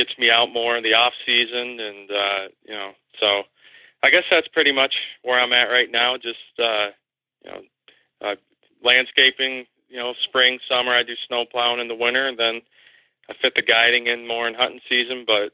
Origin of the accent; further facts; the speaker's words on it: Bradford, Pennsylvania, United States; I grew up here in right outside of Bradford, Pennsylvania, in McKean County. I've lived here my whole life.